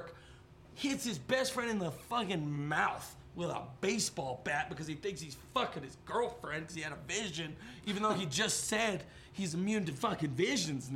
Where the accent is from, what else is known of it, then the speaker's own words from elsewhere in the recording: United States; I'm an American